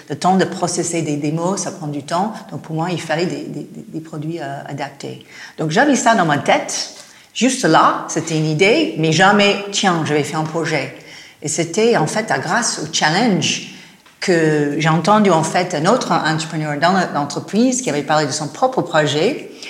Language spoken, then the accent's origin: French; United States; French is a second language; Je suis américaine, hein, si vous entendez